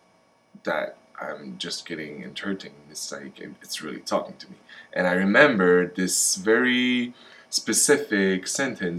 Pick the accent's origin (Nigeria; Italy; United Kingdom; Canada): Canada; Montreal, Quebec; moved away as an adult; now in Vancouver, Canada; I am from Montreal on the East Coast, and I ended up in Vancouver for the film industry